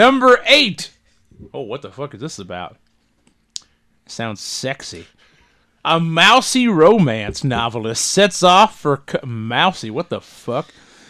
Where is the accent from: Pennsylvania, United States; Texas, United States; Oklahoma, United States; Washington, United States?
Oklahoma, United States; I am from the Big Stick portion of Oklahoma.